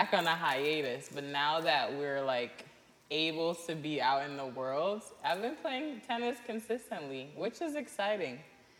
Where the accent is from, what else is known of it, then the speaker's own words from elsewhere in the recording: Guyana; now in Charlotte, United States; Cringe. I'm from Guyana.